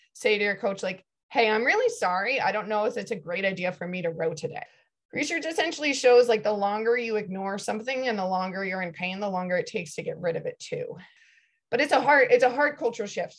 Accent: Connecticut, United States; I grew up in Connecticut

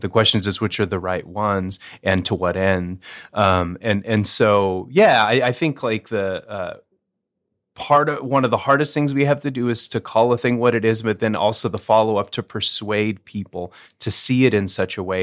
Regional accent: Northern Arizona, United States; now in Moorhead, United States; I was raised, uh, within the E L C A church, but, uh, in the Southwest. So I'm from Northern Arizona

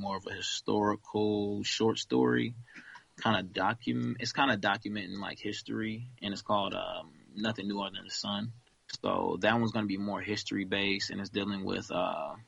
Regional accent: Florida panhandle, United States; also born or lived in Kansas City, Missouri; I was born in Kansas City, Missouri, raised in the panhandle of Florida, Long Beach area

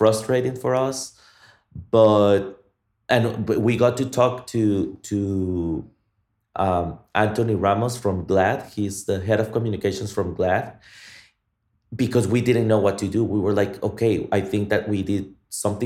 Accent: Guatemala; now in Austin, United States; I am from Guatemala

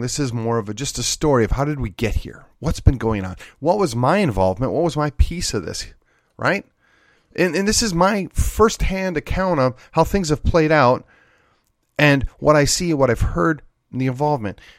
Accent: Wisconsin, United States; moved away as an adult; now in Texas, United States; back in my home state of Wisconsin

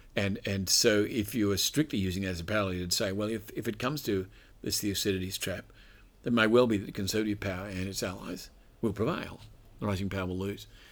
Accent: Australia; an Australian citizen

